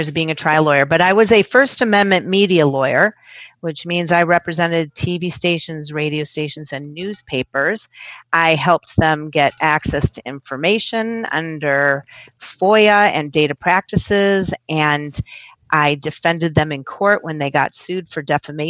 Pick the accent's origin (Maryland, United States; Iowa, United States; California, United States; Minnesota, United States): Minnesota, United States; also born or lived in Cambridge, Massachusetts; now in Washington, D.C., United States; I grew up in Minnesota.